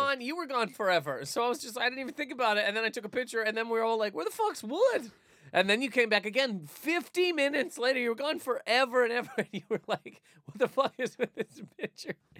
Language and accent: English; Canada; we are both from Canada